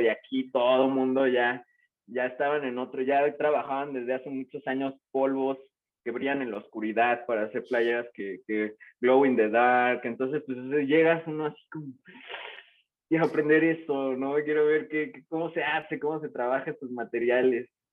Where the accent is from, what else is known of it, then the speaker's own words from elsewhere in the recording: Morelos, Mexico; yo soy originario de Morelos, que es un estado que está pegado a la Ciudad de México